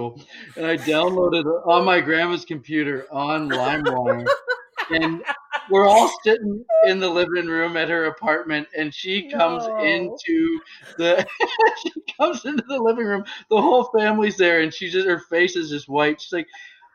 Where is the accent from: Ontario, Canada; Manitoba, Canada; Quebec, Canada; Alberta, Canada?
Ontario, Canada; Bracebridge; I where I grew up in Bracebridge, I lived there for 13 years.